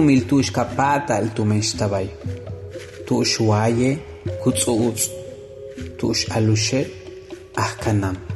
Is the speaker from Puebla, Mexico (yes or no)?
no; Tixcacalcupul, Yucatán, Mexico; Soy originario de Tixcacalcupul, Yucatán.